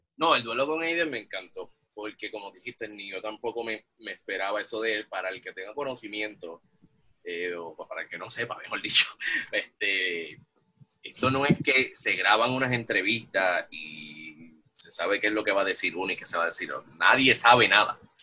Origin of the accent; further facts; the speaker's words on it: Bayamón, Puerto Rico; moved away; yo soy original de Bayamón